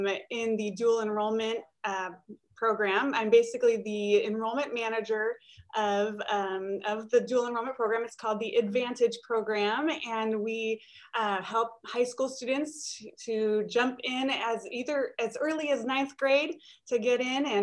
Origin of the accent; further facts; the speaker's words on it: Chicago, Illinois, United States; moved away as an adult; I am from Chicago, so Midwest, born and raised, but came to ORU as a student